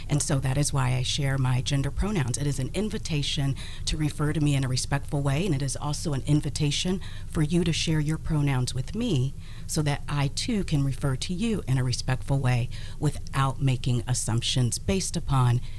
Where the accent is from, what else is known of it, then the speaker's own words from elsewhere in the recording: Columbus, Ohio, United States; I was born and raised here in Columbus.